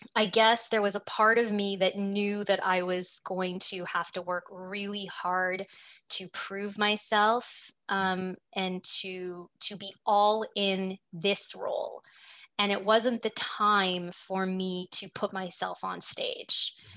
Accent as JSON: {"language": "English", "town": "Montreal", "region": "Quebec", "country": "Canada", "tie": "born or raised there", "also_born_or_lived": "Prince Edward Island / Toronto", "said": "I grew up in Montreal"}